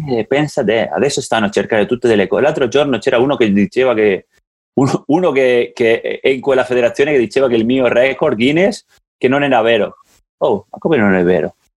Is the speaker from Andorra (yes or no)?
yes; Andorra; il mio paese